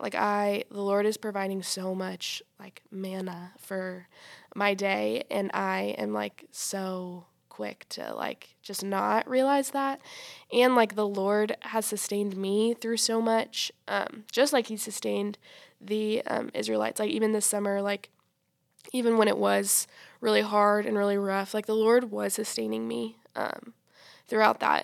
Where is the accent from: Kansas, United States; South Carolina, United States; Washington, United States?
South Carolina, United States; Greenville; I'm from Greenville, South Carolina